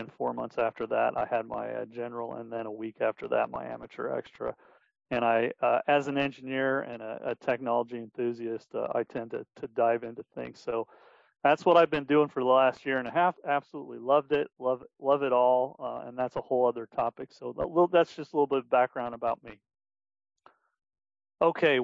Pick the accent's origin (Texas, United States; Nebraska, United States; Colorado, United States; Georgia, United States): Colorado, United States; Denver; now in Wichita, United States; I'm originally from Denver, Colorado, now living in Wichita, Kansas